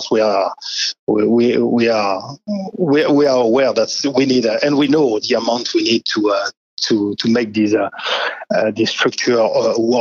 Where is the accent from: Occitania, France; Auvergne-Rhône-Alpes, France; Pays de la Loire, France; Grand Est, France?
Occitania, France; Perpignan; As a proud Catalan, so I'm from Perpignan, so I know all this story because I'm French, but I'm also Catalan.